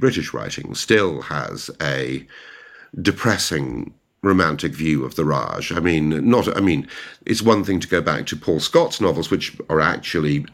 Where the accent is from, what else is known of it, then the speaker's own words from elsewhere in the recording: Ireland; now in London, United Kingdom; as an Irish translator